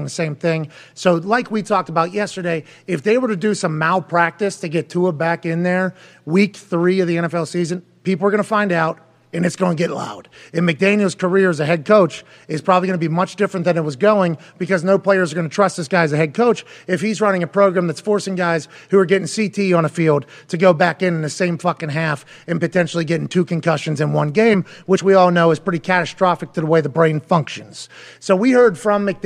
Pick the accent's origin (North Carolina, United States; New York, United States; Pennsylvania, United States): Pennsylvania, United States; Pittsburgh; also born or lived in West Virginia; now in Indiana, United States; I grew up in Pittsburgh